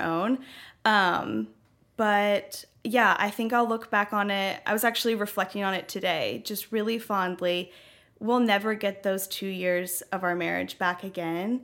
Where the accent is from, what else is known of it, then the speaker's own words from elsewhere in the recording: Franklin, Tennessee, United States; also born or lived in Knoxville, Tennessee; I grew up in Franklin, um, spent most of my life here in Franklin, and the past two years I've been living in Knoxville.